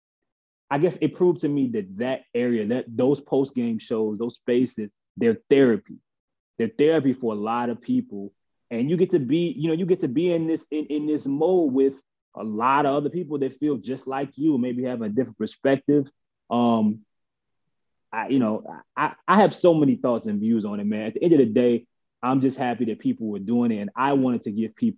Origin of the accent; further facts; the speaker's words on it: New Orleans, Louisiana, United States; I'm from New Orleans